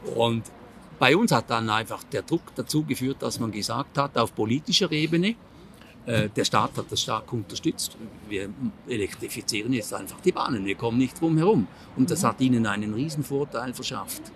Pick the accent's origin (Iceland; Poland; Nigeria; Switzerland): Switzerland; Ich bin Appenzeller